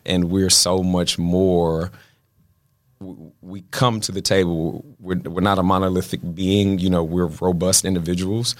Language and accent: English; Baltimore, Maryland, United States; now in Los Angeles, United States; I'm from Baltimore